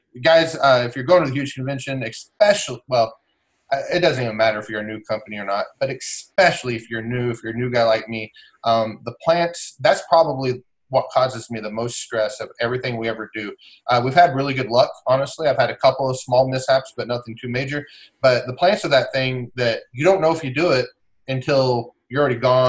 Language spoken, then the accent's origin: English; Oklahoma, United States; moved away; I'm from Oklahoma originally